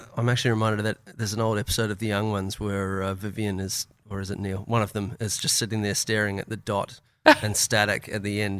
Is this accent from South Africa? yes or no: no; Auckland, New Zealand; I grew up in Auckland, New Zealand.